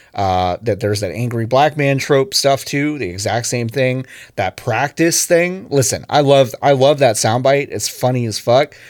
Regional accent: Dallas, Texas, United States; the Dallas Wings, my hometown

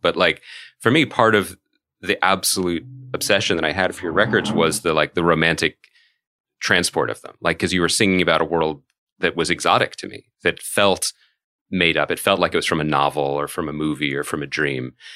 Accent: Philadelphia, Pennsylvania, United States; I'm from Philadelphia.

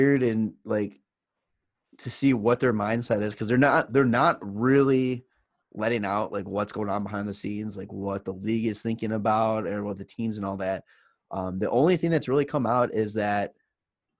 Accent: Chicago, Illinois, United States; we're from Chicago

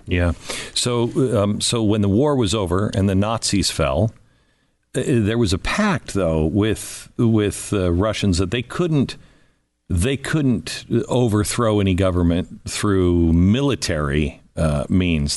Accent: United States; I was born in sixty-four and, uh, born in America

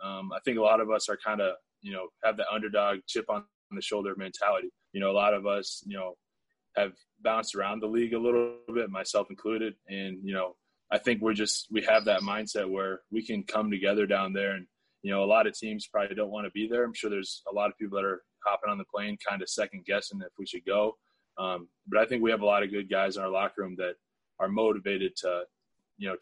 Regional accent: Iowa, United States; I grew up in Iowa where not a huge black population

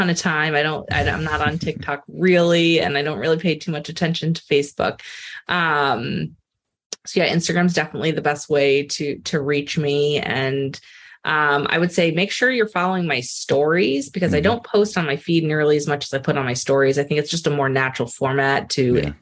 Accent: Rhode Island, United States; I grew up in Rhode Island

